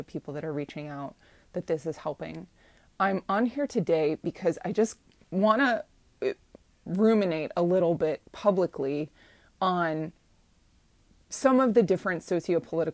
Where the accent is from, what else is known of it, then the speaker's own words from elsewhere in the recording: Ohio, United States; moved away; women's body parts, women's sexuality, where I grew up, is something that is viewed as an insult.